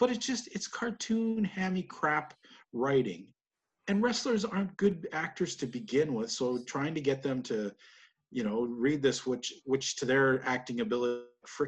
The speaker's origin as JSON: {"language": "English", "country": "Canada", "said": "as a Canadian"}